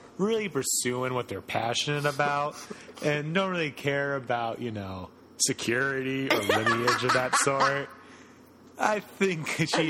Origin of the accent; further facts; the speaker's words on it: Connecticut, United States; So we grew up in Connecticut. We were raised UConn basketball fans